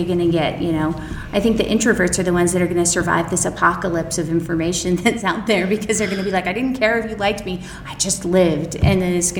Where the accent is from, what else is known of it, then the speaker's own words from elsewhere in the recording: Utah, United States; I grew up in Utah, so I had kids really early